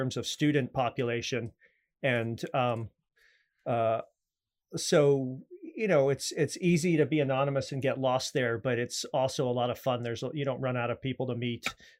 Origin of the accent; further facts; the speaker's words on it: New York, United States; also born or lived in Maryland / Virginia / Austin, Texas; now in Los Angeles, United States; Well, I'm East Coast originally, New York, Maryland, Virginia, different points of my growing up, of my childhood. And then I went to school for film out in Austin, Texas. And then I packed up a U-Haul and moved out here to make my fortune.